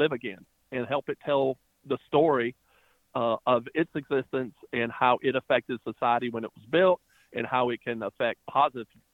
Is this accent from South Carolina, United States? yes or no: yes; Prosperity, South Carolina, United States; also born or lived in New York; the buildings I grew up with had been lost, and they were the identifiers for me, for town